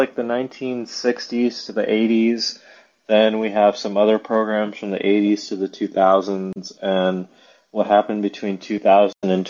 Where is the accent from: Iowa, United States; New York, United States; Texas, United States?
Texas, United States; Dallas; moved away; also born or lived in Arizona; My roots start here in Dallas, Texas